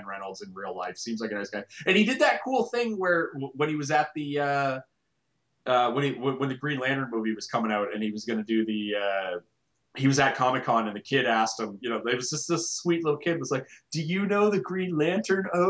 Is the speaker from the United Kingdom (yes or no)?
no; Canada; I am Canadian.